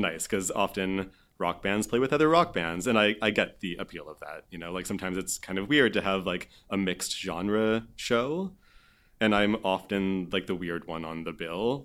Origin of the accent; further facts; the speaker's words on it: Vancouver Island, British Columbia, Canada; moved away as an adult; also born or lived in Montreal; I grew up on Vancouver Island